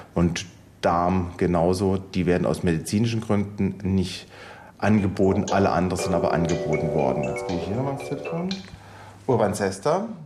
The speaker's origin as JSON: {"language": "German", "region": "Baden-Württemberg", "country": "Germany", "moved": "as an adult", "lives_now": "Homburg, Germany", "said": "Ich komme ursprünglich aus dem Badischen und bin dann zum AIP 1995 hier in die Nephrologie gekommen."}